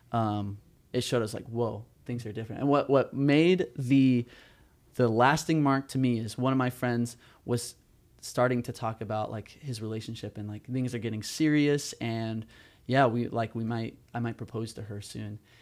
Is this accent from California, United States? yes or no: yes; Southern California, United States; moved away as an adult; now in Chicago, United States; I'm from Southern California.